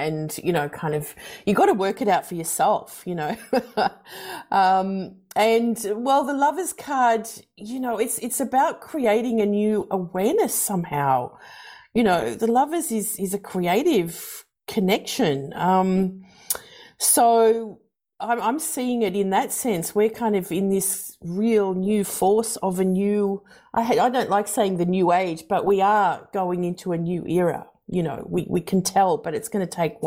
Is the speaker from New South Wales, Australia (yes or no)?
yes; Sydney, New South Wales, Australia; I grew up in southwestern Sydney